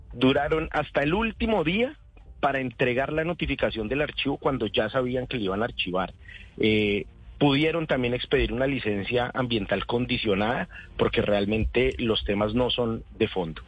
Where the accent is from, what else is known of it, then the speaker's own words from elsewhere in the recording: Mosquera, Cundinamarca, Colombia; Yo soy de Mosquera